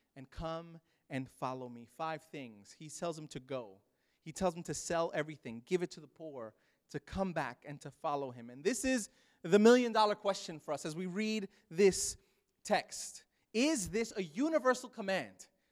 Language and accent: English; New York City, New York, United States; moved away; I grew up in Brooklyn, New York.